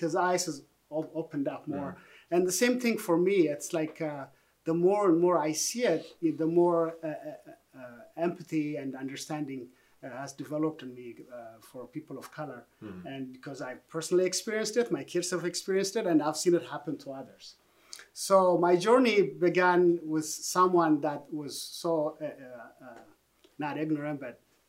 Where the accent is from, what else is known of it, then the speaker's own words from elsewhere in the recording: Ethiopia; moved away as an adult; now in United States; I grew up in Ethiopia